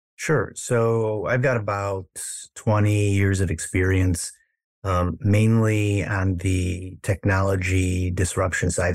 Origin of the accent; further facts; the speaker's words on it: Chicago, Illinois, United States; moved away as an adult; now in Los Angeles, United States; I'm originally from the Midwest in Chicago